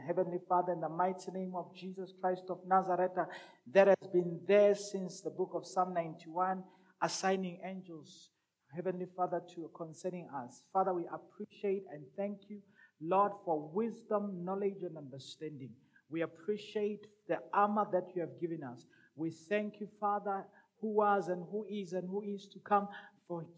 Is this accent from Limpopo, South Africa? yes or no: no; Rustenburg, North West, South Africa; also born or lived in Madikwe / Brits; I'm from Rustenburg, village called Mabiskraal, I was also brought up, or my upbringing was also in a place called Mudikwe. Mudikwe is a village in a province called Brets. Town called Brets. The province is northwest.